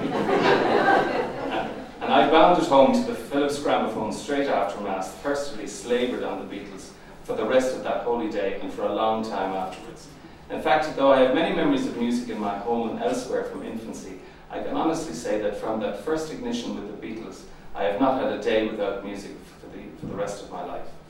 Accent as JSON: {"language": "English", "town": "Limerick", "region": "Munster", "country": "Ireland", "tie": "born or raised there", "said": "I was born in Limerick in 1950"}